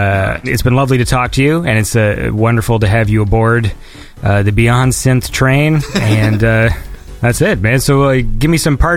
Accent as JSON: {"language": "English", "country": "Canada", "said": "I'm Canadian"}